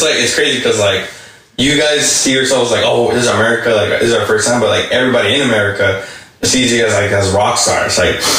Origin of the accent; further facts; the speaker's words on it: Mexico; I'm from Mexico.